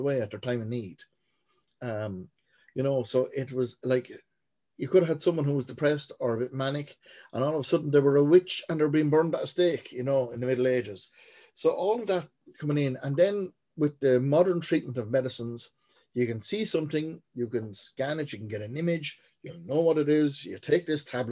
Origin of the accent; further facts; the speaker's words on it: Portlaoise, Leinster, Ireland; born and raised in Portlaoise